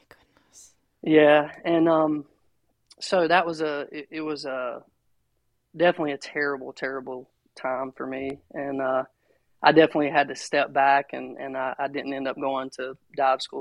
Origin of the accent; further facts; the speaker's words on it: Rockingham, North Carolina, United States; now in Aberdeen, United States; I was I was raised here in North Carolina, uh, right down the road in Rockingham, North Carolina